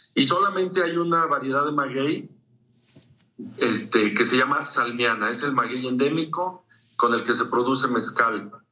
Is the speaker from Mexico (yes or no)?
yes; San Luis Potosí, Mexico; nosotros aquí en San Luis